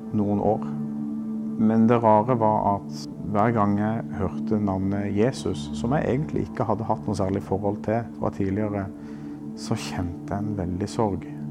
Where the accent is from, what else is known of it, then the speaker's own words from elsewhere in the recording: Kristiansand, Agder, Norway; Jeg vokste opp her på Sønn